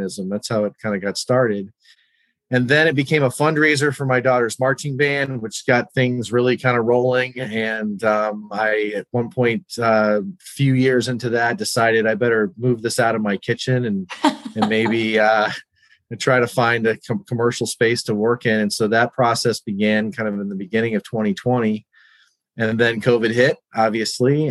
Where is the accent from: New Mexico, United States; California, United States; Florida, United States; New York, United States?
New Mexico, United States; moved away as an adult; now in Northern Virginia, United States; I grew up in New Mexico